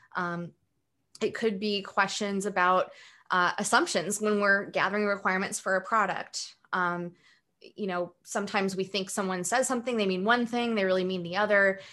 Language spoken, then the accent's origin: English; Pullman, Washington, United States; moved away; also born or lived in Moscow, Idaho; I grew up in a um, small town in eastern Washington and also in northern Idaho in an area called the Palouse.